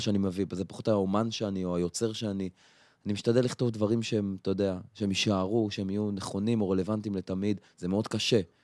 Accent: Afula, Northern District, Israel; now in Tel Aviv, Israel; הילדות שלי בעפולה

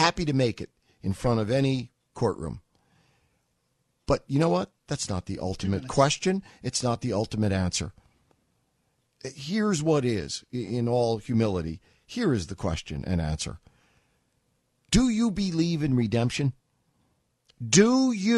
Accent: New York City, New York, United States; as a New Yorker.

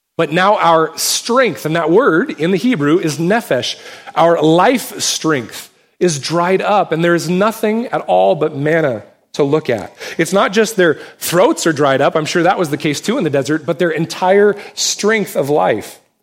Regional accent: United States; us as American Christians

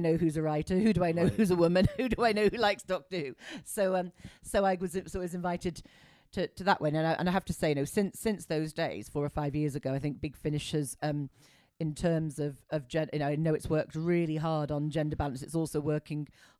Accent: Wrexham, Wales, United Kingdom; I was growing up in Wrexham

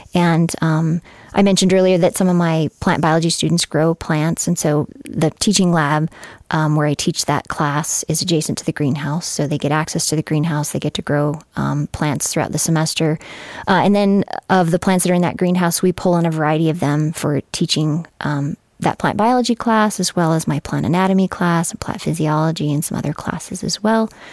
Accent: Fort Collins, Colorado, United States; moved away as an adult; also born or lived in Grand Junction, Colorado; I was born in Grand Junction, but, um, grew up mainly in Fort Collins

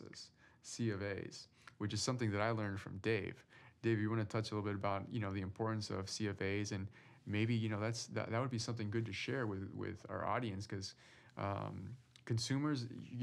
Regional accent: Peru; moved away; I'm originally from Peru

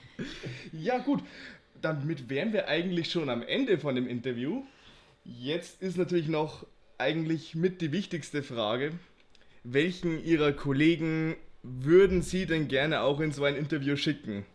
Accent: Bavaria, Germany; als Bayer

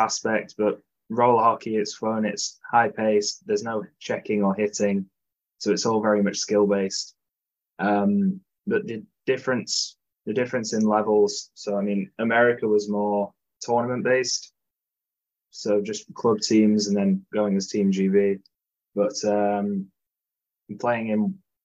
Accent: Nottingham, East Midlands, United Kingdom; Nottingham as well, because it's my hometown rink

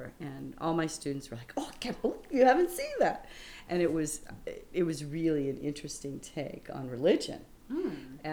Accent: Moline, Illinois, United States; moved away as an adult; now in Chicago, United States; I actually grew up in the Quad Cities, Moline and Rock Island, Davenport and Bettendorf. It's right on the Mississippi River. And I grew up in Moline.

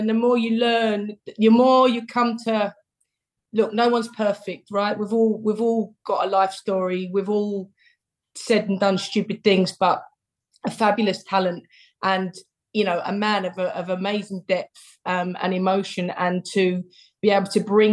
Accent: London, United Kingdom; my dad's from the East End, so I grew up in the East End

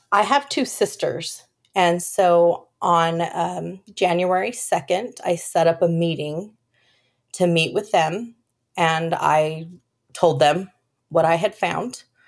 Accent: California, United States; moved away as an adult; also born or lived in Colorado; now in Texas, United States; I was born in Colorado and then shortly moved to California where I met my, um, high school sweetheart

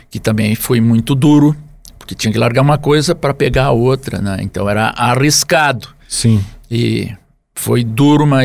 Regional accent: Jari, Rio Grande do Sul, Brazil; born there; lá no município hoje de Jari, que foi onde eu nasci, antes era Tupanciretã

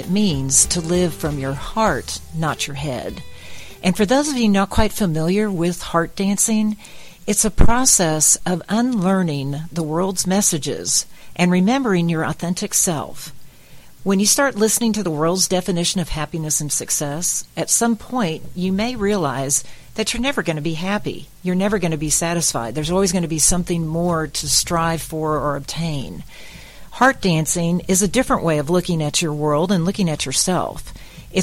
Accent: Texas, United States; I am from Texas. I don't know if you can hear that in my accent

